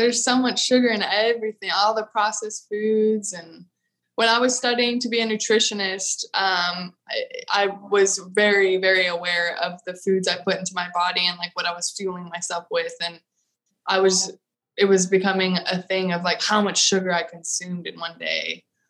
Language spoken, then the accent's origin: English; Austin, Texas, United States; No, I'm from Austin. I curse.